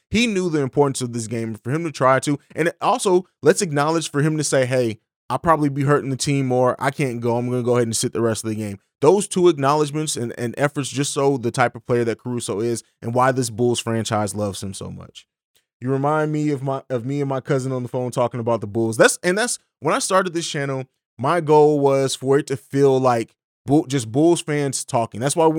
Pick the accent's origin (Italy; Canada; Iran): Italy; also born or lived in Germany / St. Louis; now in Columbus, United States; I grew up overseas in Italy and Germany, and then lived in St. Louis for about 12 years before I moved here. I live in Columbus, Ohio now.